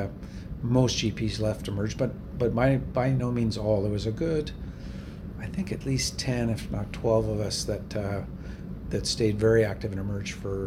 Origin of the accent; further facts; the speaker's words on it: Vancouver, British Columbia, Canada; where I grew up in Vancouver